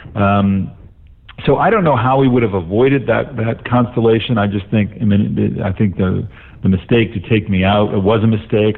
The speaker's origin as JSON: {"language": "English", "town": "Los Angeles", "region": "California", "country": "United States", "tie": "born or raised there", "said": "I had identity growing up in Los Angeles"}